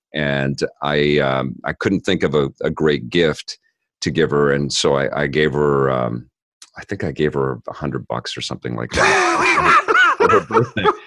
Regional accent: Vancouver, British Columbia, Canada; I grew up in Kits

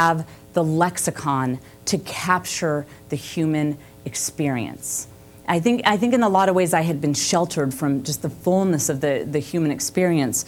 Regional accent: the Bible Belt, the South, United States; I had grown up in the Bible Belt

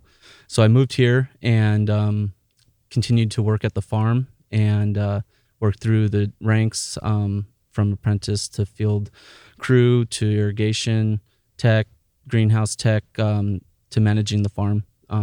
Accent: San Diego, California, United States; now in Williams, United States; I grew up in San Diego, California. I lived there till I was about 18.

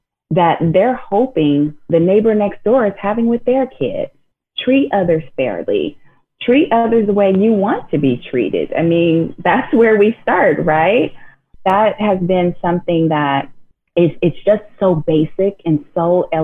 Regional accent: Inglewood, California, United States; growing up in Inglewood, California

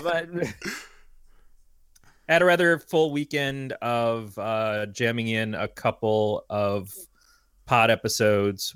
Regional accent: United States; being an American

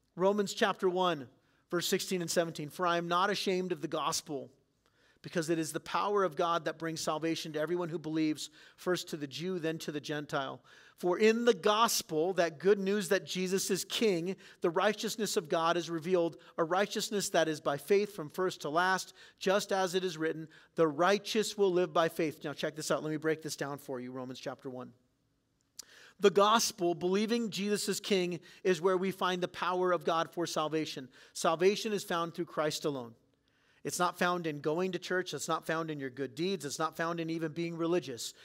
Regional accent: San Diego, California, United States; I grew up in San Diego.

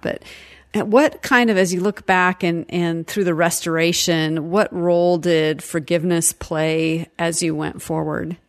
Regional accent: Seattle, Washington, United States; I grew up in Seattle

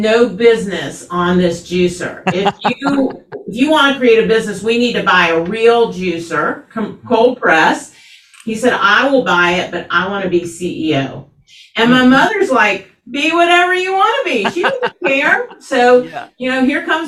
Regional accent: Atlanta, Georgia, United States; I grew up here in Atlanta, which is unusual

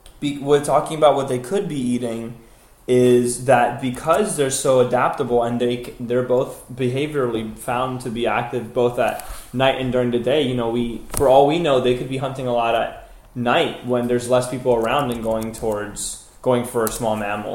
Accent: New Jersey, United States; I'm from Jersey.

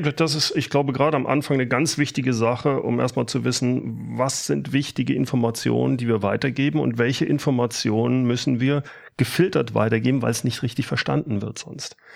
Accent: Rhineland, Germany; Ich bin ja aus dem Rheinland

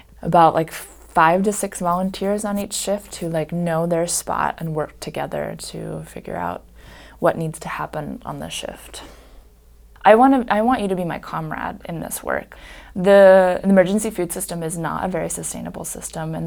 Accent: Bloomington, Indiana, United States; I've grew up here.

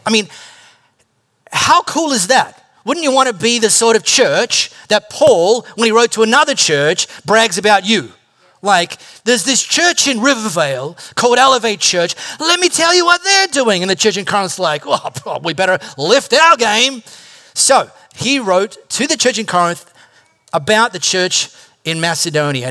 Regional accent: High Wycombe, South East England, United Kingdom; I grew up in High Wycombe

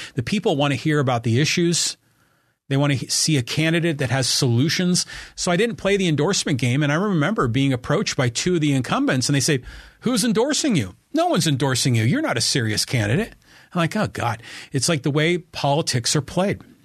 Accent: Burlingame, California, United States; now in Poway, United States; I was raised in Burlingame

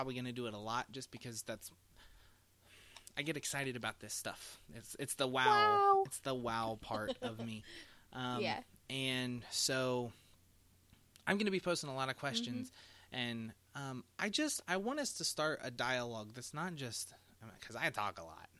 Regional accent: Indiana, United States; they sent me down to Indianapolis because we are from Indiana.

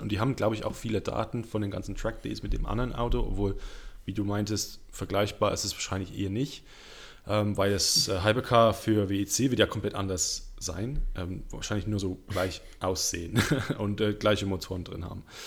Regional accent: Kenilworth, West Midlands, United Kingdom; German is a second language; moved away; da, wo ich herkomme, das ist eine kleine Stadt äh, in der Nähe von Birmingham, Coventry, heißt Kenilworth. Äh, da bin ich äh, aufgewachsen

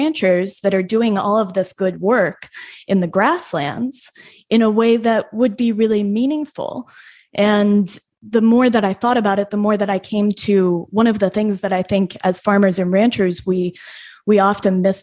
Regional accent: Denver, Colorado, United States; I was born and raised in Denver

